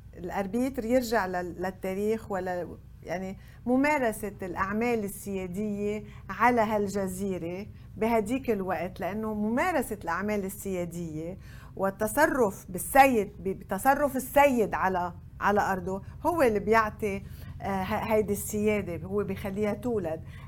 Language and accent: Arabic; Lebanon; عندنا بلبنان